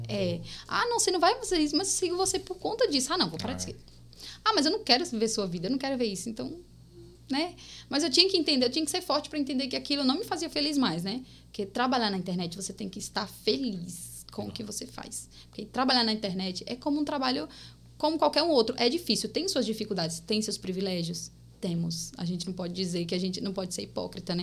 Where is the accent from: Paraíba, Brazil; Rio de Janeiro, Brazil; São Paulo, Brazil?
Paraíba, Brazil; accent: paraibano, nordestino (mixed); moved away; also born or lived in Bahia / Pernambuco; Sou natural da Paraíba, gente. Sou paraibana, nasci aqui